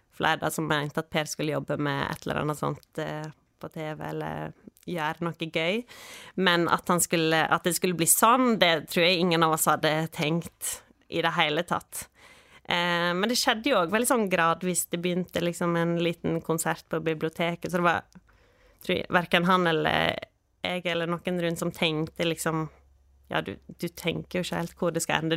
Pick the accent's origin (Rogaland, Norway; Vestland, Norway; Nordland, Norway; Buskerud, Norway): Vestland, Norway; Kyrkjebø; now in Balestrand, Norway; jeg eh, er født på Kyrkjebø